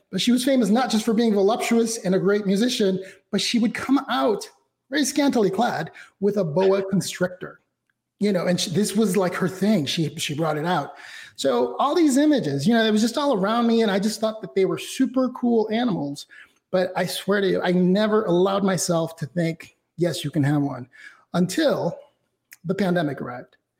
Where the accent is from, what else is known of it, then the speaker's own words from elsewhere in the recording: Mexico City, Mexico; I was born and raised in Mexico City, so everything about my roots, my heritage, my ethnicity, and my race uh, is comes from Mexico